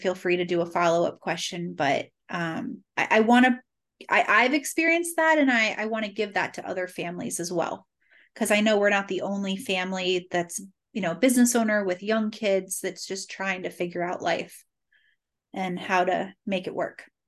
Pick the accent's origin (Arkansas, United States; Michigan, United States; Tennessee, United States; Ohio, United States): Ohio, United States; Cincinnati; also born or lived in Boston; I was born and raised in Cincinnati, thirty-eight years